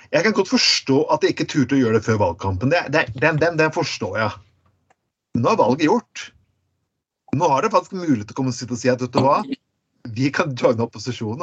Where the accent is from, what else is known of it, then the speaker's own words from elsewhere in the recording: Telemark, Norway; Jeg er fra Telemark, og det er nok konservativt i Grenland